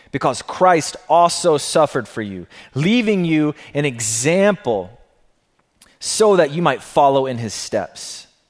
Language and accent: English; Alabama, United States; I come from the South, being from Alabama, the Bible Belt